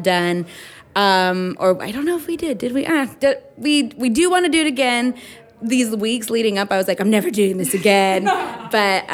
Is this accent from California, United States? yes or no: yes; Riverside, California, United States; Riverside is my hometown